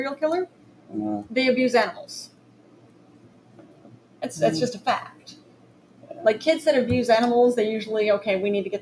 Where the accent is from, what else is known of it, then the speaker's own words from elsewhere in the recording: United States; now in New York, United States; I grew up in Wood County.